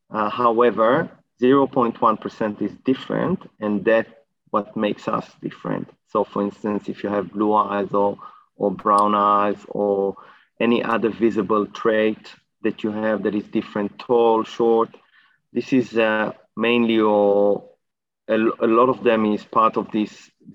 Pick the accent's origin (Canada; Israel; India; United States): Israel; moved away as an adult; now in Australia; So I arrived to Australia about 10, 11 years ago, 2011. I came from Israel. I did my PhD in Israel